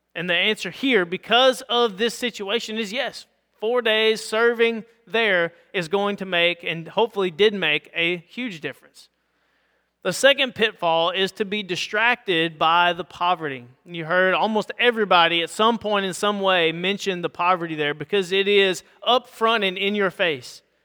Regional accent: United States; as English-speaking white Americans

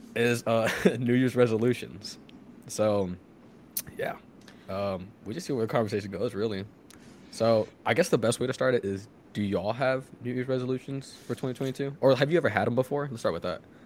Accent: Houston, Texas, United States; moved away as an adult; also born or lived in Massachusetts; we're all from Houston

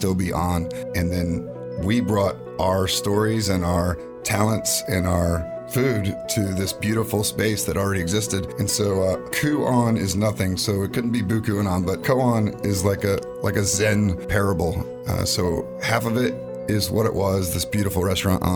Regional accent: Rochester, New York, United States; also born or lived in Charlotte, North Carolina; now in Raleigh, United States; Originally from Rochester, New York, but I've been out here a long time. I went to high school in Charlotte

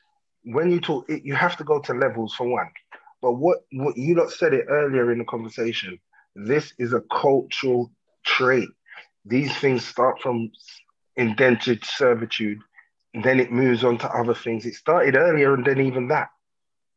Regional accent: London, United Kingdom; I'm from London. I'm not just from England. I'm from London, England. I'm from London, Southeast London.

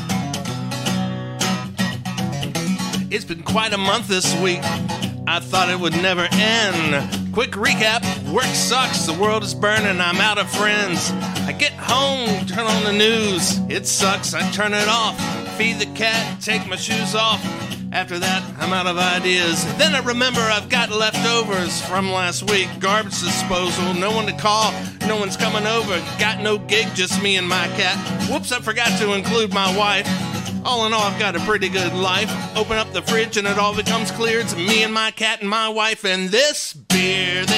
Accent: Covington, Virginia, United States; now in Roanoke, United States; Spent a lot of time in Virginia, but originally from Covington

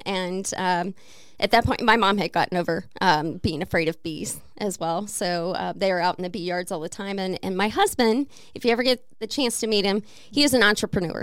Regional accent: Missouri, United States; now in Peoria, United States; I am from Missouri

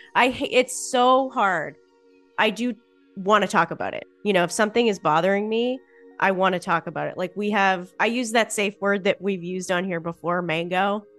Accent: Boston, Massachusetts, United States; I'm also from Boston, so that's just how I talk

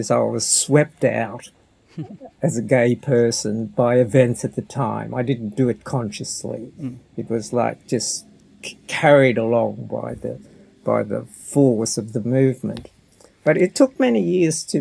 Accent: Dimbulah, Queensland, Australia; moved away as an adult; also born or lived in Cairns / Brisbane; now in Sydney, Australia; I was born in North Queensland, my parents had a tobacco farm on the Atherton Tableland in a very small town called Dimbula. So that's where I grew up

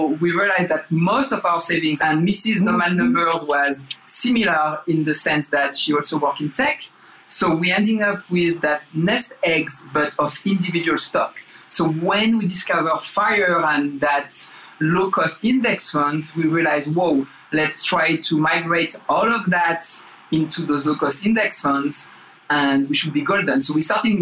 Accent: France; English is a second language; moved away as an adult; also born or lived in Bay Area, United States; now in United States; So I grew up in France. You probably can tell that with my accent. Moved to the US 2008

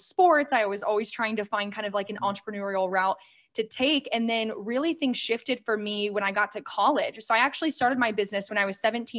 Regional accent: Ohio, United States; now in Tampa, United States; I was raised in Ohio though, and I moved to Florida about 10 years ago

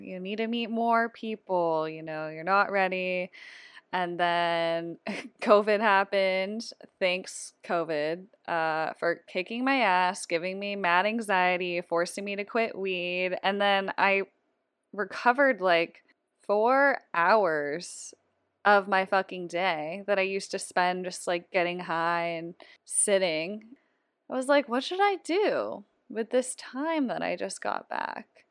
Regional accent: Seattle, Washington, United States; I'm also from Seattle.

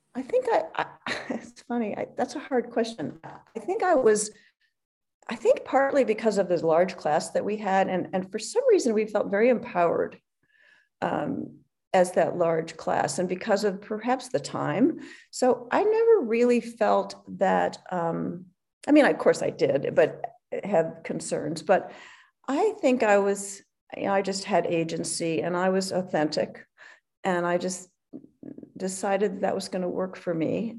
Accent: Hinsdale, Illinois, United States; moved away; also born or lived in Philadelphia, Pennsylvania / Stanford, California; I was born in Philadelphia. Actually, uh, I moved to Chicago or Hinsdale um, in the fourth grade. So really, that's where I grew up

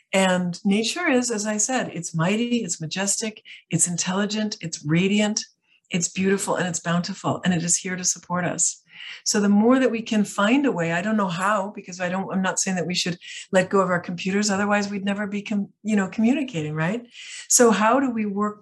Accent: outside of Chicago, Illinois, United States; moved away; also born or lived in Italy / France; I grew up outside of Chicago

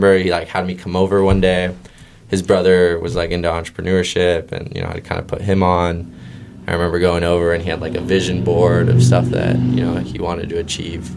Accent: San Clemente, California, United States; I grew up in Orange County.

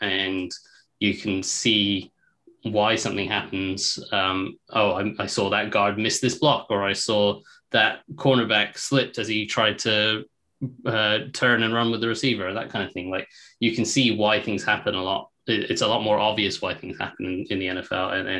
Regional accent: England, United Kingdom; accent: English; also born or lived in United States; I'm English, so I'm born in England. So I did spend 5 years in the States when I was a kid

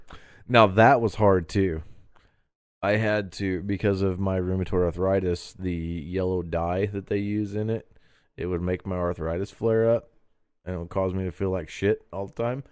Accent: Terre Haute, Indiana, United States; been here my whole life, and this is my town

